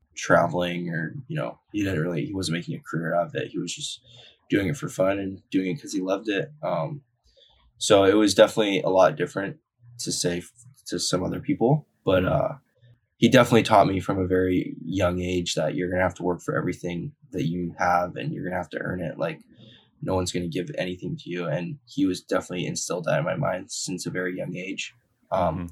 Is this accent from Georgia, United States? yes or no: no; Haleiwa, Hawaii, United States; I was born and raised on the North Shore